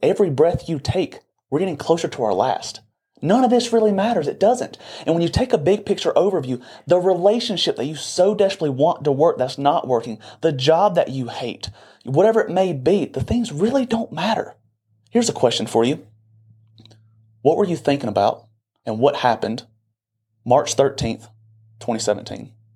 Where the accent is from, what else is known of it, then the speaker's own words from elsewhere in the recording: Boiling Springs, South Carolina, United States; I'm from Bowling Springs, South Carolina, and majority of the people in this little community stay within a twenty